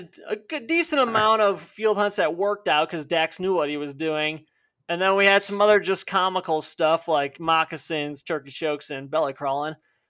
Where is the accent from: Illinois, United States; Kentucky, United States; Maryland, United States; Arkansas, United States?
Illinois, United States; I'm from the Chicago suburbs.